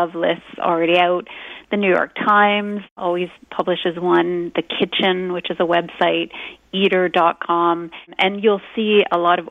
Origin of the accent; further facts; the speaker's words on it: Canada; we are Canadian